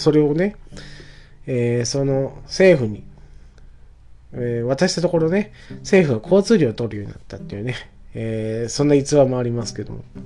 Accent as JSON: {"language": "Japanese", "area": "Nakatsu", "region": "Oita City / Yabakei", "country": "Japan", "tie": "born or raised there", "said": "12歳まで、えー、市の方に、大分市の方にいたんですけど、転校しまして中津市というところに"}